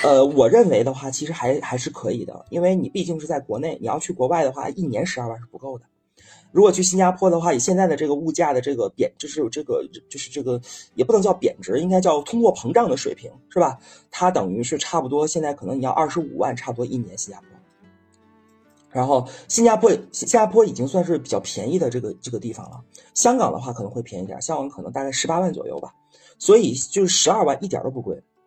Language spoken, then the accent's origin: Chinese; China; 像我这种传统的中国老男人